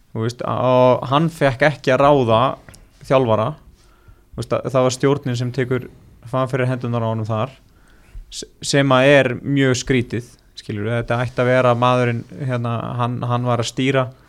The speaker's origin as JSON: {"language": "Icelandic", "country": "Iceland"}